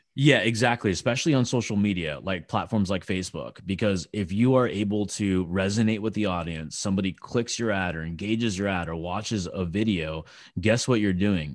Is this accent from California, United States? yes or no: yes; California, United States; I'm from California